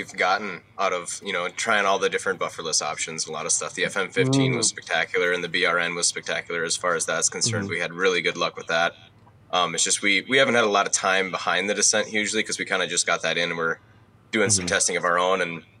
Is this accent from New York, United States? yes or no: no; Minnesota, United States